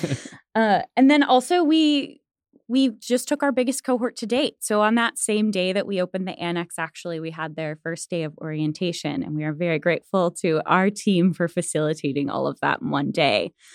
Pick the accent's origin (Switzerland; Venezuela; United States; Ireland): United States; Springfield, Missouri; now in Tulsa, United States; I'm from Springfield, Missouri, which is not far from Tulsa